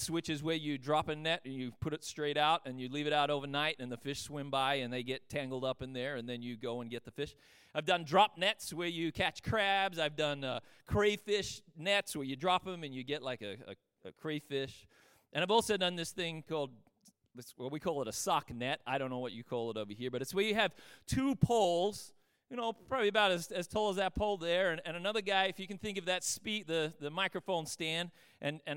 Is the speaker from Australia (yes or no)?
yes; Australia; growing up in Australia, we fished a lot